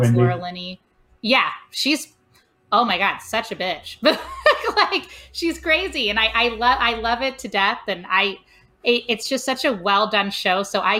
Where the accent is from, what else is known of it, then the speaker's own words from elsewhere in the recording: Cincinnati, Ohio, United States; I'm from Cincinnati.